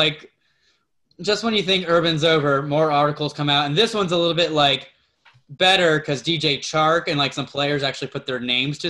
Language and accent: English; Jacksonville, Florida, United States; I'm from Jacksonville.